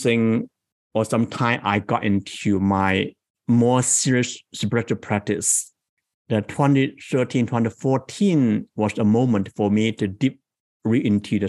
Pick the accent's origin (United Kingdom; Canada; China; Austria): China; moved away as an adult; now in San Jose, United States; I came from China into the US 21 years ago.